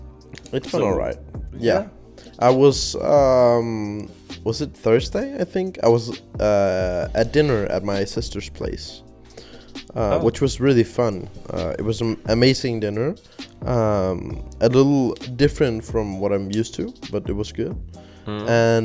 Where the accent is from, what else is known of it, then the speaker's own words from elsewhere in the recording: Denmark; we're from Denmark